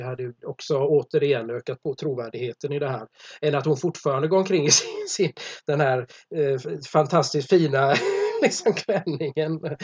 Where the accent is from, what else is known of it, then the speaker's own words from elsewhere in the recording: Gothenburg, Västra Götaland, Sweden; jag är från Göteborg.